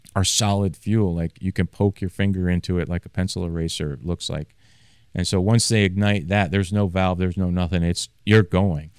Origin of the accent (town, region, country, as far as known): Maine, United States; born or raised there; moved away